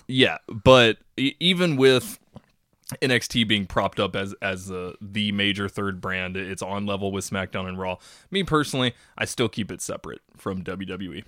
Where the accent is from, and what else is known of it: Texas, United States